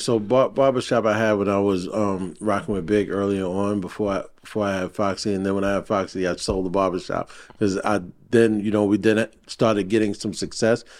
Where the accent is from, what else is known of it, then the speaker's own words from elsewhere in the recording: New York City, New York, United States; I grew up in Brooklyn